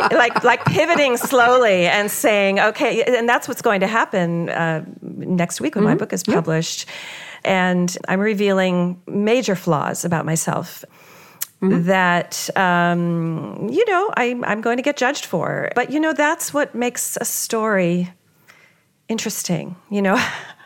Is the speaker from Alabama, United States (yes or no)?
no; California, United States; I'm a child of the 60s and 70s. I was brought up in California with that kind of, you know, I did the EST training